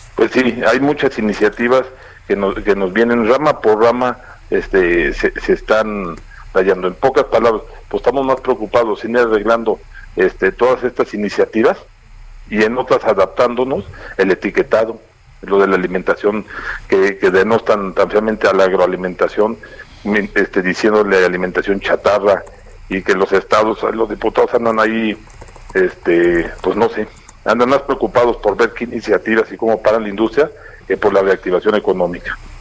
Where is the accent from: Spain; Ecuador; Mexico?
Mexico; todos como mexicanos